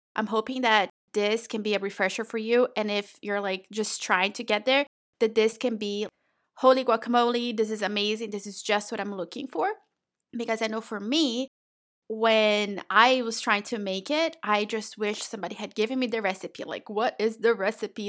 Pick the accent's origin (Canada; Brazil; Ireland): Brazil; moved away; I was born and raised in Brazil